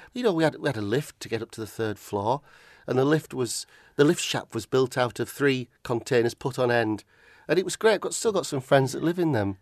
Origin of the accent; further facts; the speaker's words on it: Barrow-in-Furness, North West England, United Kingdom; moved away as an adult; also born or lived in Aberdeen, Scotland; now in Roa Island, United Kingdom; I was born and brought up in Barrow.